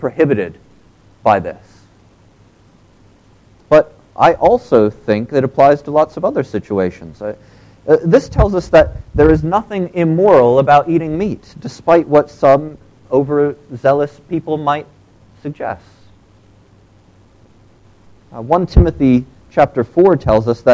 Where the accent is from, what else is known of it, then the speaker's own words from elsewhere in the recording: United States; moved away; in the U.S., we still have them